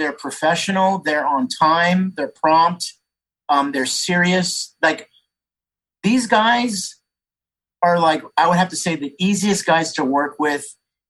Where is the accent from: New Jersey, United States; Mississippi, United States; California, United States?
California, United States; San Jose; so I grew up in Northern California. I grew up in San Jose. I lived on the east south side of San Jose